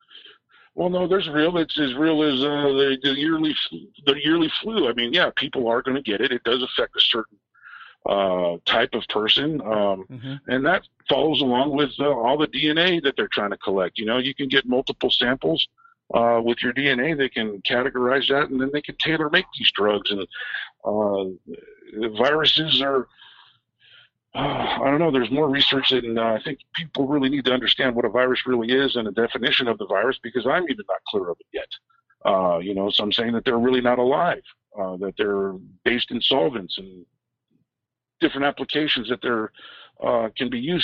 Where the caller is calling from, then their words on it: San Francisco, California, United States; in San Francisco.